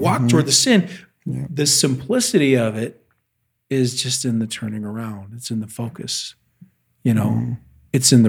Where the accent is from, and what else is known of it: United States